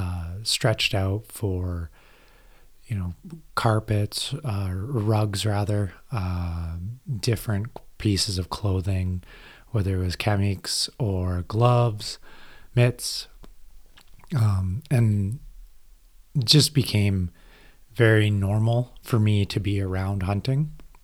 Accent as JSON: {"language": "English", "town": "Iqaluit", "region": "Nunavut", "country": "Canada", "tie": "born or raised there", "said": "Growing up in Iqaluit, Nunavut, I was surrounded by the Inuit culture, a lot of hunting when my family first moved up there."}